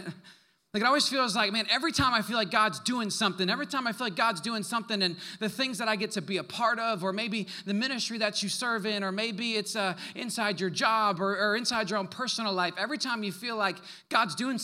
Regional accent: Wisconsin, United States; moved away; also born or lived in Canada; I'm from the North originally. I'm from the great state of Wisconsin

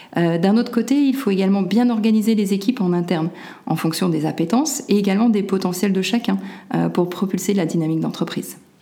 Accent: Lyon, Auvergne-Rhône-Alpes, France; moved away as an adult; also born or lived in Czech Republic; je suis originaire de Lyon. Ma famille est d'un côté lyonnaise et de l'autre corse.

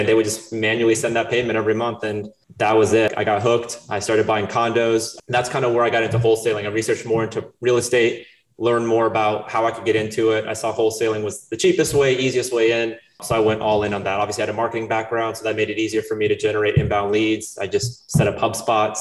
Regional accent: Chapel Hill, North Carolina, United States; also born or lived in Brazil / Wilmington, North Carolina; I was 5 years old. My parents moved us to Chapel Hill, North Carolina. I grew up in Chapel Hill

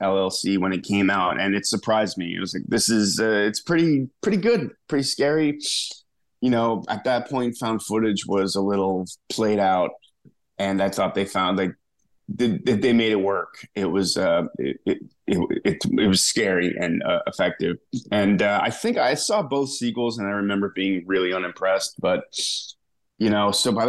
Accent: East Coast, United States; moved away as an adult; also born or lived in Connecticut; now in Texas, United States; growing up on the East Coast.

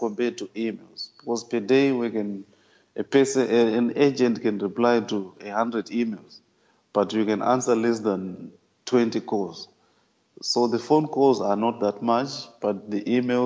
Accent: Zimbabwe; now in Abu Dhabi, United Arab Emirates; I'm originally from Zimbabwe in Africa, but right now I'm working in the United Arab Emirates in the city of Abu Dhabi.

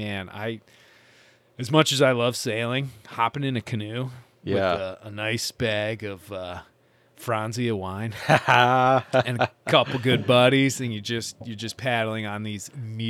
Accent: Michigan, United States; I grew up in Northern Michigan.

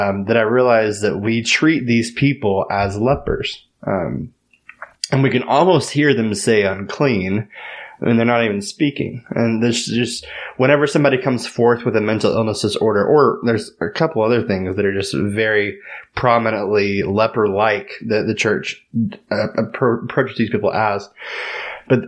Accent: Tyler, Texas, United States; moved away; also born or lived in Los Angeles, California / San Francisco, California; I was born and raised in Tyler, but I used to live in California.

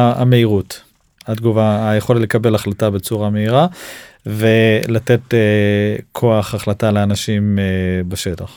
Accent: Israel; אנחנו ישראלים

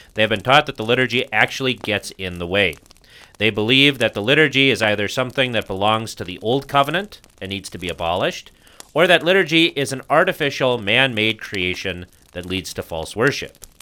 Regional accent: United States; being an American

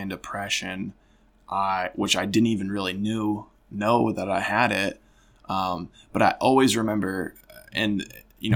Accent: Genoa, Illinois, United States; I grew up in Northern Illinois, and I think that's just kind of a good place to start is Genoa, Illinois, a really small town, small country town

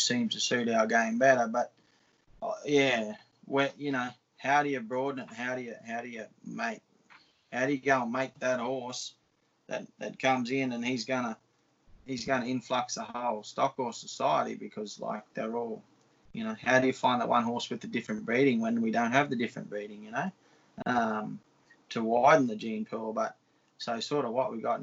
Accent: Monduran / Mount Perry area, Queensland, Australia; I grew up in the Mondo Mount Perry area. My parents still live there

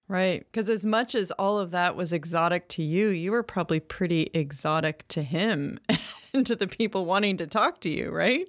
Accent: Maine, United States; Maine, my home state

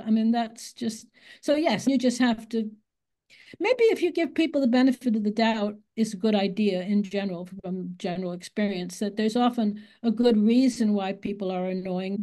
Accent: United States; accent: American; moved away as an adult; now in England, United Kingdom; I am born in America. I just think that's relevant, and you can probably hear my American accent 'cause you don't lose it

